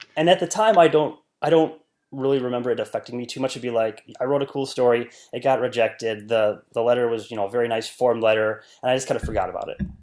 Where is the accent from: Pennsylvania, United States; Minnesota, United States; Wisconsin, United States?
Wisconsin, United States; northern; I was born and raised in a very small rural part of northern Wisconsin